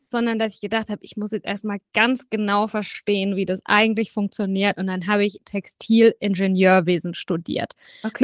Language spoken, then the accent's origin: German; Southern Germany, Germany; ich bin aufgewachsen in Süddeutschland